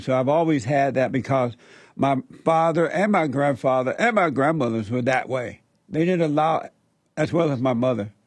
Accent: Alabama, United States; I grew up in Alabama under Jim Crow on a plantation

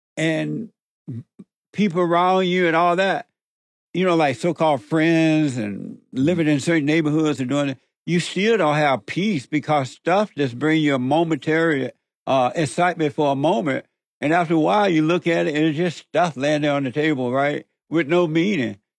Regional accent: Alabama, United States; growing up in Alabama on the plantation

